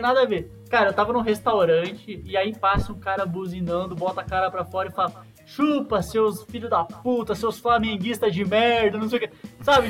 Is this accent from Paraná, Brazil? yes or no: no; Santa Catarina, Brazil; now in Minas Gerais, Brazil; então eu tô aqui em Minas, né? Sou de Santa Catarina